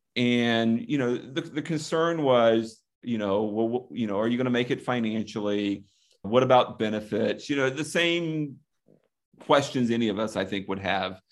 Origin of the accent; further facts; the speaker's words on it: the Panhandle of Florida, United States; I grew up basically in the Panhandle of Florida